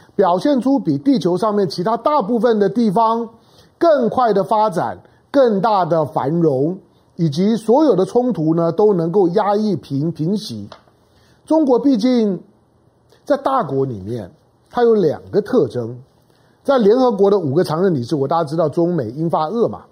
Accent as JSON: {"language": "Chinese", "country": "Taiwan", "tie": "born or raised there", "said": "我是生长在台湾的中国人"}